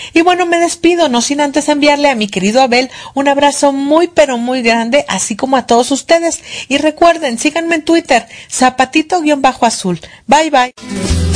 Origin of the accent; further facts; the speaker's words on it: Poza Rica, Veracruz, Mexico; mi tierra, Poza Rica